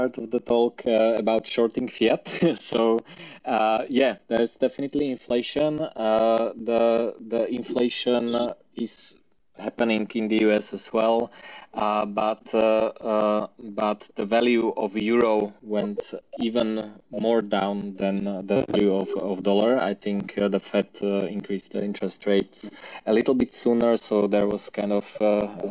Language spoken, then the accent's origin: English; Slovakia; I'm from Slovakia